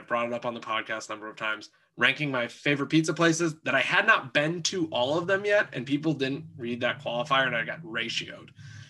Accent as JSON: {"language": "English", "town": "Omaha", "region": "Nebraska", "country": "United States", "tie": "born or raised there", "said": "So flipping things a little bit, I'm born and raised in Omaha."}